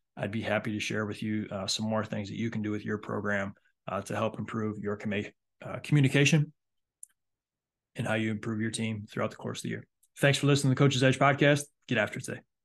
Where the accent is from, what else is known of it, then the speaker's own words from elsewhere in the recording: Michigan, United States; now in Myrtle Beach, United States; my home state of Michigan